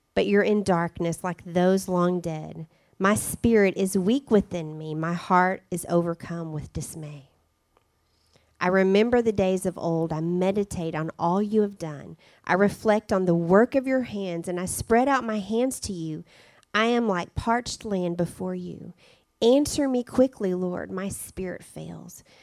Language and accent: English; Arkansas, United States; moved away as an adult; also born or lived in Spain; we love the fact that we're from Arkansas, and now that we're back in Arkansas